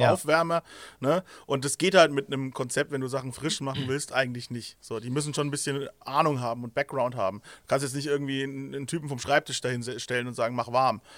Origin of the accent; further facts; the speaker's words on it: Nuremberg, Bavaria, Germany; bei uns in Nürnberg